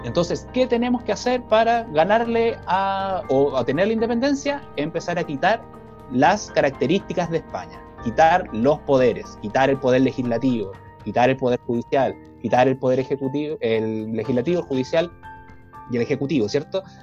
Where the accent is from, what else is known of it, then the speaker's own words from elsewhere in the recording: Chile; como pueblo chileno